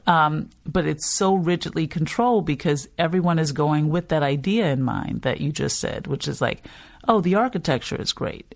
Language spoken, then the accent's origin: English; New Orleans, Louisiana, United States; I'm from New Orleans, but you're realizing that no one is thinking New Orleans East when you say that.